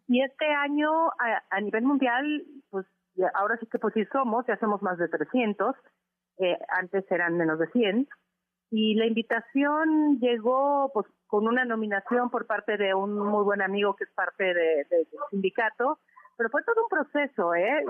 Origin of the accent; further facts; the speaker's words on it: Mexico; no soy la única mexicana